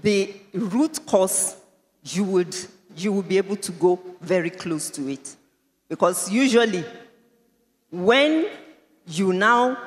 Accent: Nigeria; I am also a Nigerian

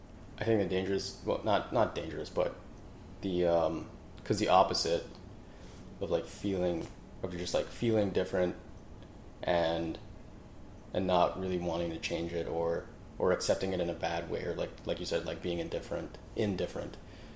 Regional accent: Canada; accent: Canadian; Because, like, for some reason, I just never lost my Canadian accent.

